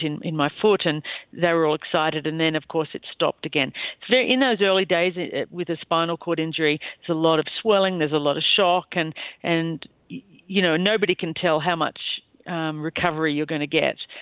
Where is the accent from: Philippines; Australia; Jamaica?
Australia; Bowral, New South Wales; moved away as an adult; now in Wyoming, United States; I'm from a small town called Bowral, which is in between Sydney and Canberra